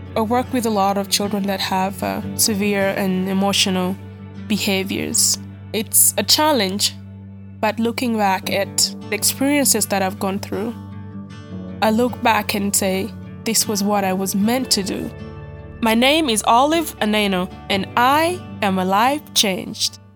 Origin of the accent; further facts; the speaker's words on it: Uganda; I'm from Mutwini, a small town in Kitkum District, Uganda